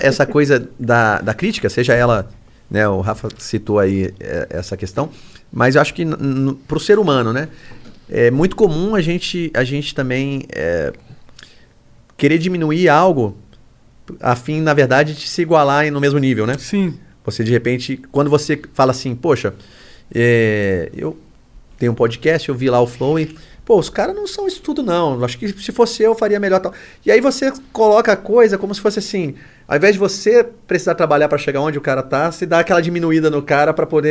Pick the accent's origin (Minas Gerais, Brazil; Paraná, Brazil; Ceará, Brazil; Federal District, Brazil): Federal District, Brazil; Brasília; Lá em Brasília, eu sou de Brasília, né? Moro lá.